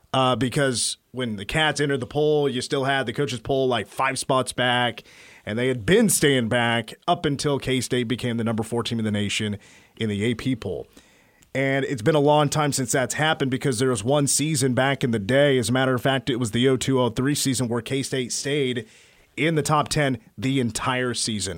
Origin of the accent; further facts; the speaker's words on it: Clay Center, Kansas, United States; I'm from Clay Center